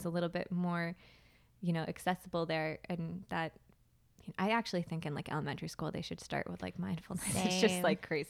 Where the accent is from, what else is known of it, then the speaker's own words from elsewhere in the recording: Plymouth, Massachusetts, United States; I'm from Plymouth, Massachusetts, and I lived there for most of my life until I went to college in St. Augustine, Florida, and that was, like, my first experience pretty much outside of Massachusetts.